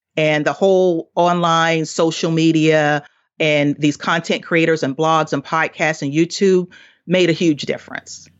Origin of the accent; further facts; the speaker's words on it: the South, United States; I grew up in poverty in the South